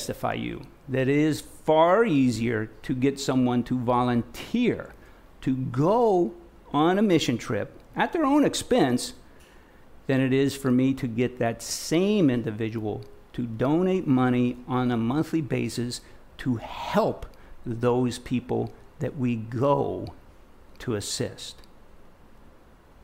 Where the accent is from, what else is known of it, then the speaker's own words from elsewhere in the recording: Nebraska, United States; moved away; I'm from Nebraska. I'm from the Midwest. Grew up on a small farm out in the middle of nowhere.